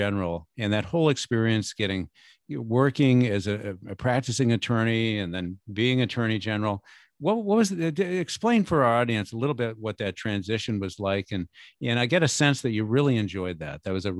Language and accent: English; Newport, New Hampshire, United States; my hometown of Newport, which you know, in New Hampshire